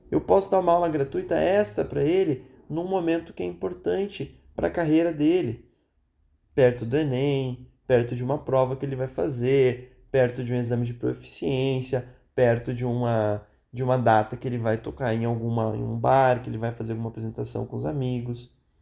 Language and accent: Portuguese; Rio Grande do Sul, Brazil; Eu sou gaúcho